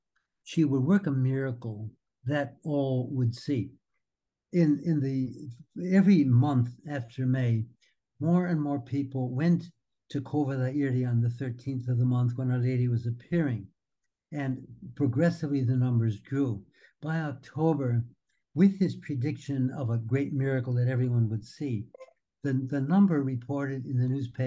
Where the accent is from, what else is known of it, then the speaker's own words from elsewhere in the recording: Wisconsin, United States; now in Australia; growing up in Wisconsin